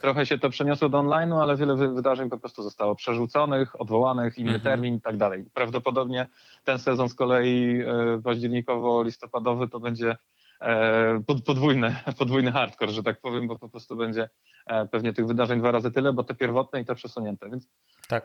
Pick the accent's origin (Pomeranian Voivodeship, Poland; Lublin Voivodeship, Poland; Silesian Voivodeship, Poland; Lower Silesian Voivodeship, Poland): Pomeranian Voivodeship, Poland; Gdynia; ja po prostu jestem z Gdyni od zawsze